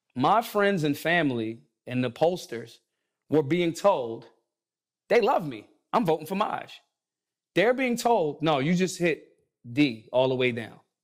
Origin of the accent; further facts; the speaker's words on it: Philadelphia, Pennsylvania, United States; I'm from Philly